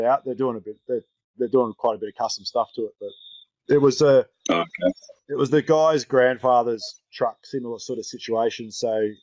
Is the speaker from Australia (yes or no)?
yes; near Glenrowan, Victoria, Australia; where I grew up down in Glen Rowan